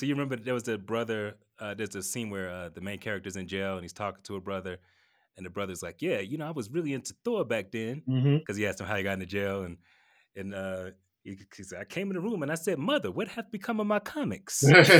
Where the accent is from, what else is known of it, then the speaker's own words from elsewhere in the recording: Atlanta, Georgia, United States; I grew up in Atlanta.